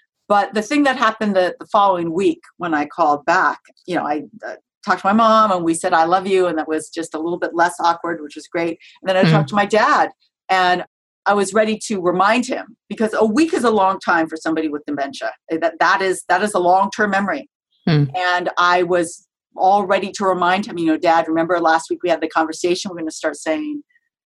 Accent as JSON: {"language": "English", "country": "United States", "said": "I'm Japanese American, my parents were born in the United States"}